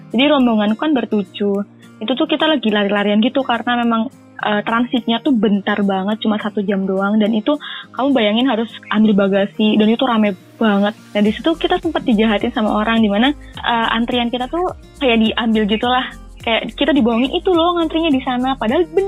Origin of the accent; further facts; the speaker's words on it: Northern Vietnam, Vietnam; Indonesian is a second language; Orang-orang Vietnam, terutama Vietnam Utara di daerahku itu bukan orang-orang yang paham bahasa Inggris.